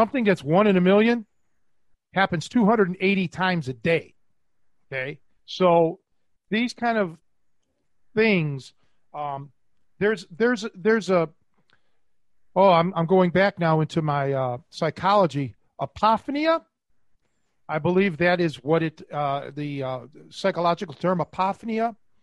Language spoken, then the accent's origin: English; Cleveland, Ohio, United States; moved away; I was from Cleveland